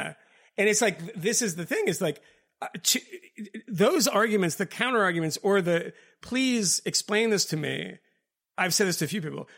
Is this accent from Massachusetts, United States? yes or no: yes; Boston, Massachusetts, United States; moved away; also born or lived in England; I'm from Boston